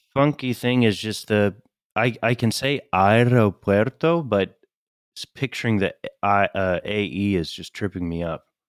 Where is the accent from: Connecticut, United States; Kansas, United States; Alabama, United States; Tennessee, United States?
Tennessee, United States; Chattanooga; now in New York, United States; I said I'm from Chattanooga. I'm currently in New York.